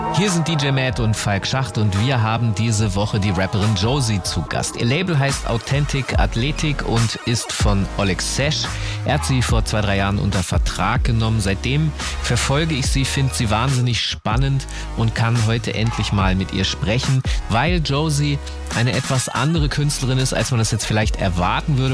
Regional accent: Hanover, Lower Saxony, Germany; ich aus Hannover komme

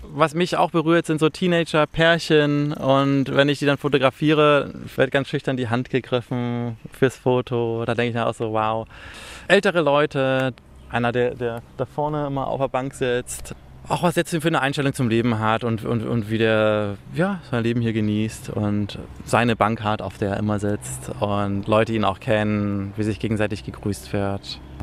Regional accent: Kiel, Schleswig-Holstein, Germany; now in Berlin, Germany; Ich komme aus Kiel, wohne in Berlin.

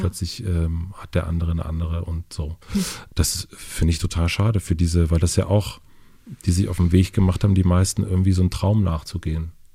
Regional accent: Kröden, rural Brandenburg, Germany; in dem Dorf, wo ich aufgewachsen bin, Kröden

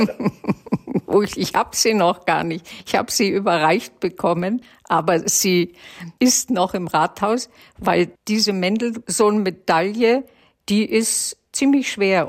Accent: Germany; Also ich bin Deutsche in jedem Fall, aber ich bin jüdisch in jedem Fall.

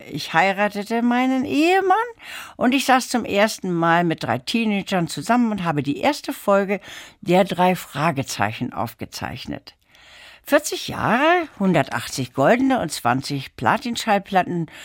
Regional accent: Lübeck, Schleswig-Holstein, Germany; Äh, ich bin in Lübeck aufgewachsen. Da waren meine Eltern nach dem Zweiten Weltkrieg gelandet.

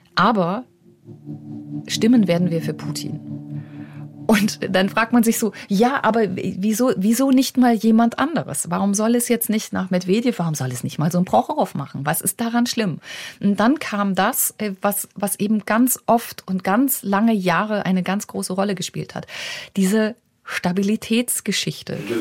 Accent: Germany; now in Moscow, Russia; bei uns in Deutschland

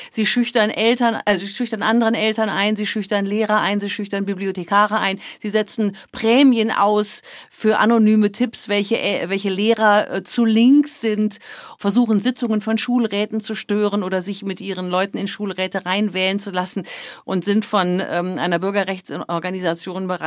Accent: Germany; now in Washington, United States; als Deutsche

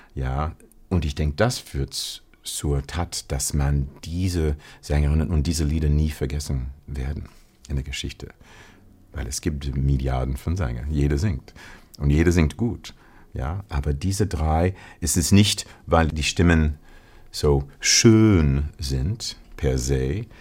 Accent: Ohio, United States; German is a second language; moved away as an adult; also born or lived in Connecticut / Paris; now in Hamburg, Germany; Ich komme aus Ohio.

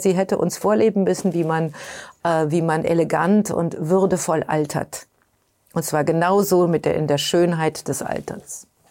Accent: Germany; now in New York, United States; Ich bin Europäerin, ich bin Deutsche

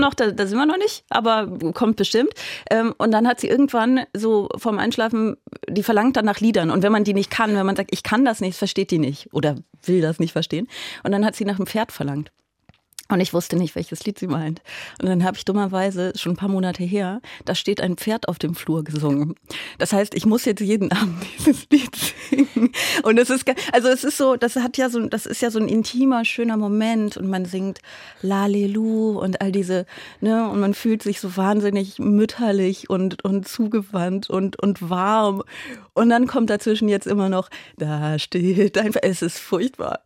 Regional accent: Aachen, North Rhine-Westphalia, Germany; moved away; Also ich komme ja aus Aachen

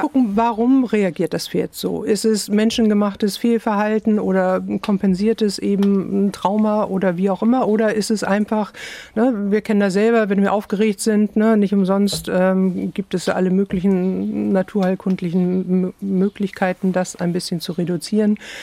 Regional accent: Hamburg, Germany; moved away; also born or lived in Iceland; ich komme aus Hamburg

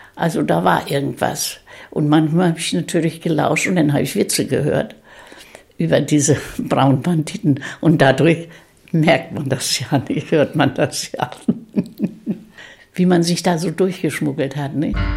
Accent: Rendsburg district, Schleswig-Holstein, Germany; Ich bin Jahrgang 1928 und im Kreis Rendsburg geboren.

